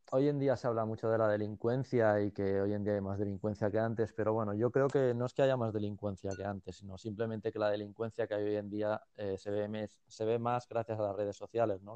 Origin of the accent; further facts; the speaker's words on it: Badalona, Catalonia, Spain; moved away as an adult; now in Bangkok, Thailand; Yo, vengo de Badalona, de, la zona de Badalona que yo vengo